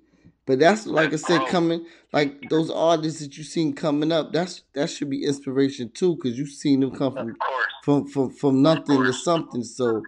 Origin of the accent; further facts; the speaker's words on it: East Coast, United States; I'm from the East Coast